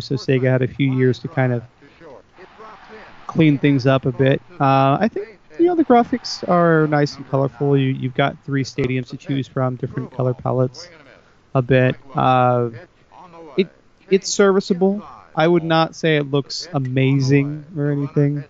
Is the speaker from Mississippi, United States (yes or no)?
no; Texas, United States; I'm from Texas